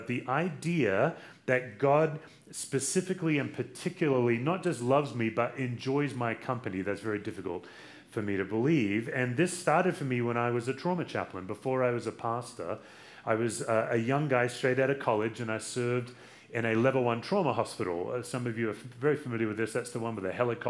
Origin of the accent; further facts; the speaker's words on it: Australia; now in United States; I'm from Australia